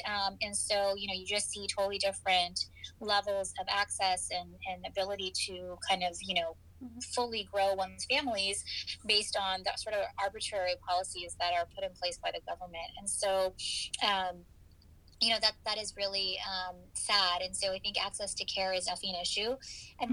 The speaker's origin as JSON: {"language": "English", "region": "Michigan", "country": "United States", "tie": "born or raised there", "also_born_or_lived": "Chicago, Illinois / New York City / East Coast", "moved": "as an adult", "lives_now": "Houston, United States", "said": "I was born in Chicago, so I'm originally a Midwesterner, um, and I grew up in Michigan"}